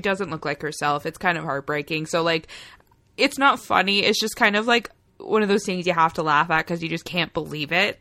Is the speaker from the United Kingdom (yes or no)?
no; Canada; we're Canadian as heck